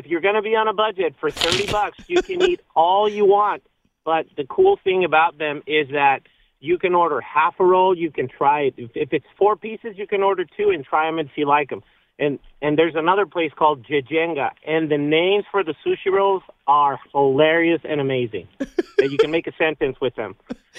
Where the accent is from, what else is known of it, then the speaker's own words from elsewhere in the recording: Tijuana, Baja California, Mexico; moved away; also born or lived in Las Vegas, Nevada; you are going to eat authentic Tijuana, Mexico tacos. Nice. This is my hometown.